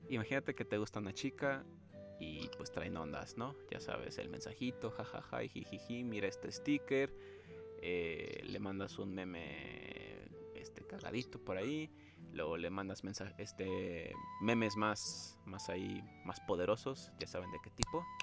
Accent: Mexico City, Mexico; Yo soy de la ciudad. Y nosotros aquí en la ciudad estamos acostumbrados a que pues el transporte no tarda tanto para poder ir de un lugar a otro

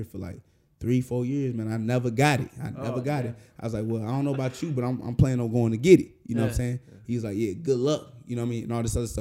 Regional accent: St. Louis, Missouri, United States; the reason why I fight the way I do is because I'm from St. Louis

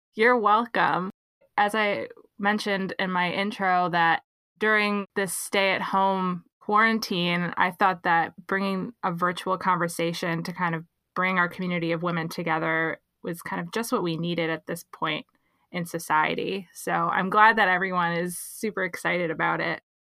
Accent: New York City, New York, United States; I'm from the New York City area

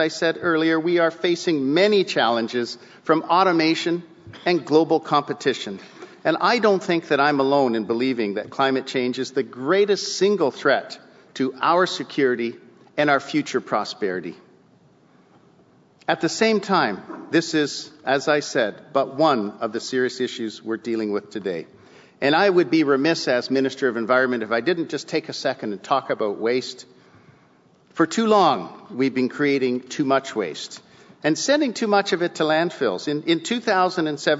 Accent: Southern Ontario, Canada; I would come home to Southern Ontario

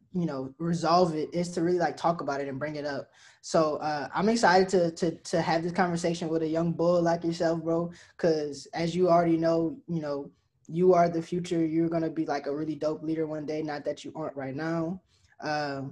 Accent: LaPlace, Louisiana, United States; my hometown of La Place, Louisiana

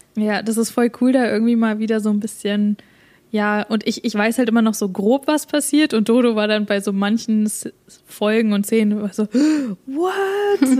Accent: Germany; now in Canada; wir sind ja beide Deutsche

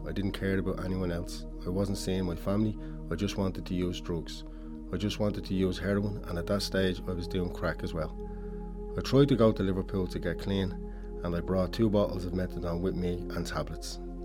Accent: Dublin, Leinster, Ireland; I grew up in Ballymun, born and bred.

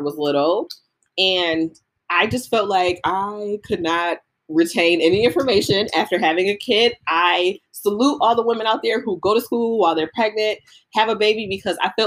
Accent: Buffalo, New York, United States; B-Lo in the house, 716

